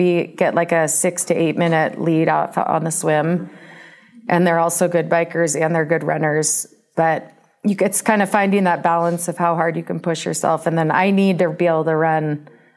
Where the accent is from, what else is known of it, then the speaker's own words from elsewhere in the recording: Bay Area, California, United States; also born or lived in Arizona / San Diego; now in Reno, United States; I'm from the Bay Area